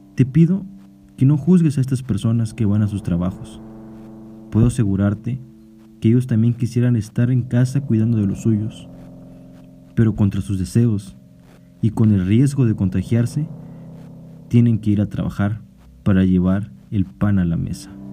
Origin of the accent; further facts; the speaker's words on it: Mexico; como mexicanos